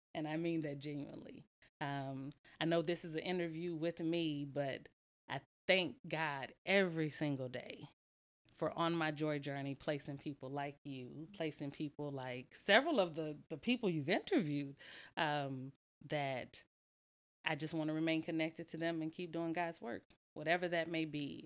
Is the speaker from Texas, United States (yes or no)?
yes; Lake Jackson, Texas, United States; now in Houston, United States; I'm from Lake Jackson, Texas